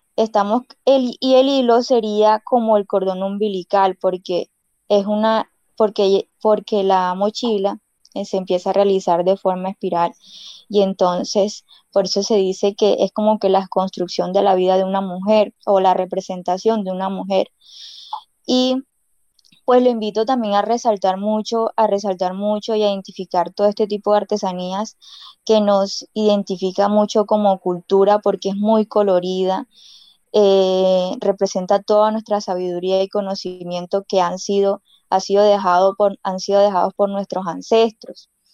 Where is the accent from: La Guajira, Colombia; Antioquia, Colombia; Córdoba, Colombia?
La Guajira, Colombia; Uribia; first language Wayuunaiki; Spanish is a second language; no hemos olvidado nuestra lengua guayunaqui, que es nuestra lengua materna